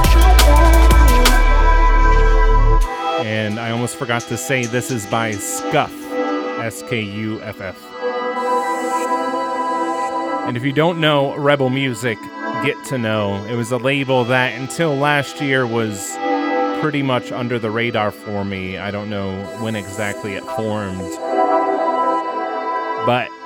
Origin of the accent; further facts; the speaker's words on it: Pittsburgh, Pennsylvania, United States; I'm from Pittsburgh